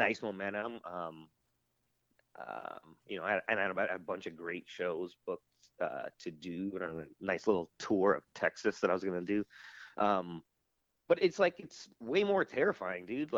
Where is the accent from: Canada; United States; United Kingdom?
Canada; Toronto, Ontario; this is my hometown in Toronto